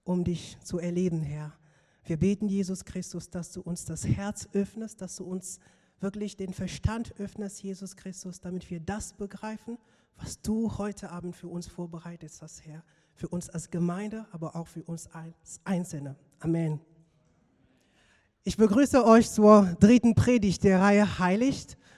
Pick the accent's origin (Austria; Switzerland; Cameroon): Cameroon; moved away; ich komme aus Kamerun, dort bin ich aufgewachsen und ich bin dort in einem, sagen wir mal, religiösen Umfeld aufgewachsen.